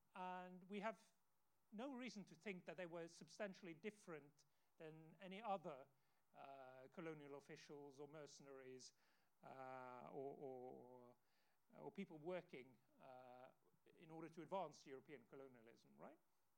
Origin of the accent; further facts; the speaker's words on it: Bergen, Vestland, Norway; I'm from Bergen on the West Coast